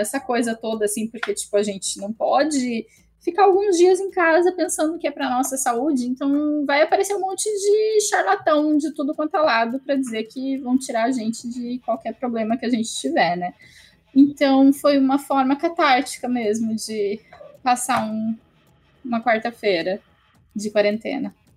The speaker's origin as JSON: {"language": "Portuguese", "country": "Brazil"}